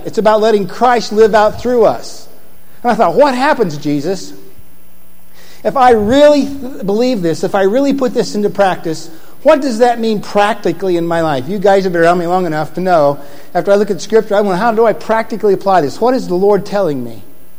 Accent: Indiana, United States; I'm from Indiana

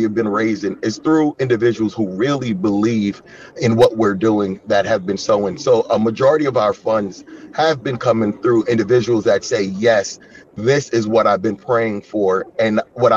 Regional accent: Yonkers, New York, United States; moved away as an adult; now in Chicago, United States; I'm from a city called Yonkers.

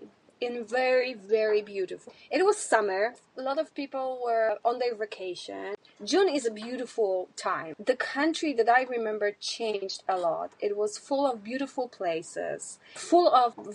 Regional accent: Canada; moved away as an adult; now in Poland; being a Canadian, that was a normal thing

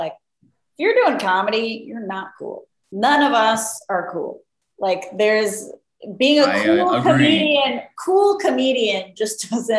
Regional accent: Mexico City, Mexico; moved away; I grew up in the Mexico City.

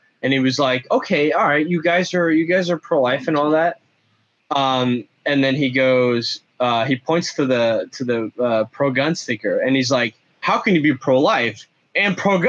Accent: Brazil; now in United States; I grew up in Brazil.

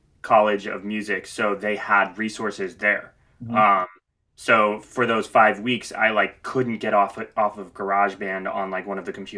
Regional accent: St. Louis, Missouri, United States; moved away as an adult; also born or lived in Los Angeles; now in Nashville, United States; I grew up in St. Louis, Missouri

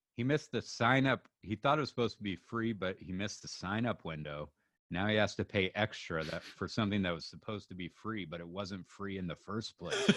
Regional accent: Pacific Northwest, United States; we're from the Pacific Northwest.

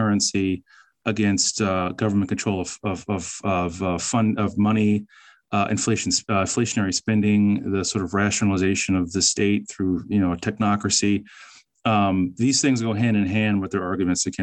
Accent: Northern Virginia, United States; I grew up in Northern Virginia

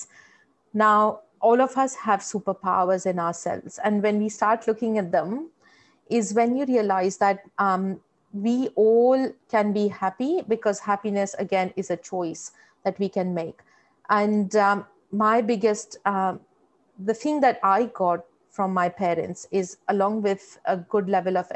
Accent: India; moved away as an adult; now in Australia; When I was in India, I grew up in fairly modest household

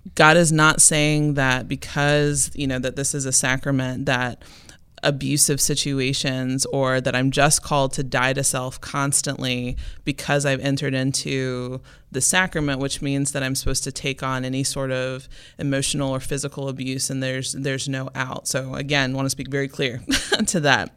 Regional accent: Memphis, Tennessee, United States; moved away; I'm originally from Memphis, Tennessee

